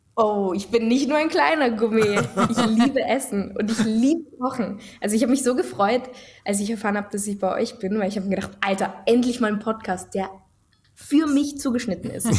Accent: Tyrol, Austria; bei uns in Tirol

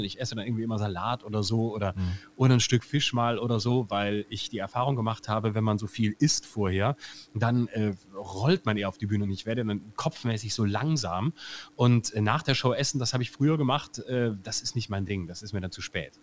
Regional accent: Lörrach, Baden-Württemberg, Germany; Erstens bin ich ja Badener

